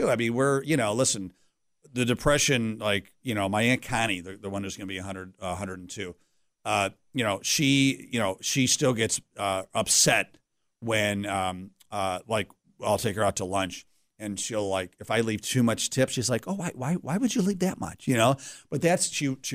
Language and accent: English; Pittsford, New York, United States; also born or lived in Greece, New York; I'm a Rochester guy, born and bred here, uh, as all good Italians. I was born in Greece, New York. Oh. And, uh, but we